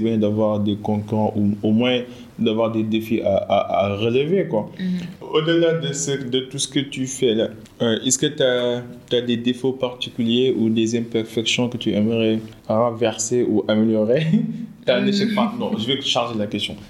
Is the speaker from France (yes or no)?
no; Senegal; on est des Sénégalais